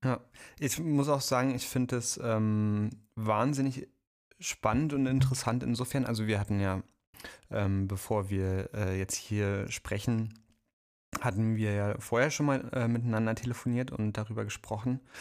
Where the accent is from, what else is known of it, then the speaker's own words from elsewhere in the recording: East Germany, Germany; Ich bin ja aus dem Osten